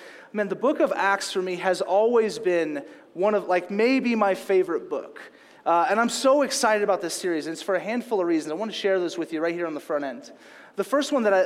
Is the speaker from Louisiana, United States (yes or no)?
yes; Louisiana, United States; moved away; also born or lived in California; I grew up in Louisiana